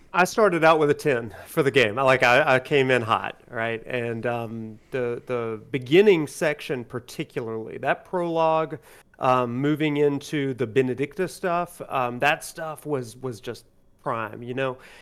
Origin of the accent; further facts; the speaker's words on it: Alabama, United States; I grew up in Alabama, and I'm still in Alabama